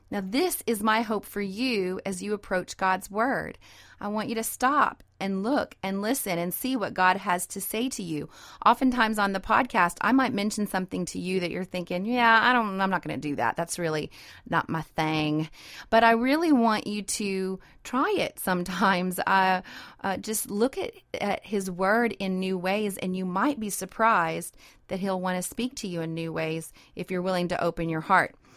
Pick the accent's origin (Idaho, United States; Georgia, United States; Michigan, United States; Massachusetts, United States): Idaho, United States; moved away; also born or lived in North Dakota; I was raised in Idaho